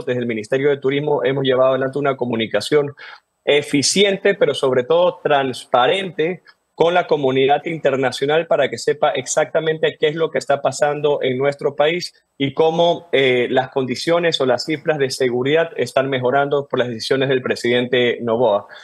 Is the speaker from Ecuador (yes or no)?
yes; Ecuador; Como ecuatorianos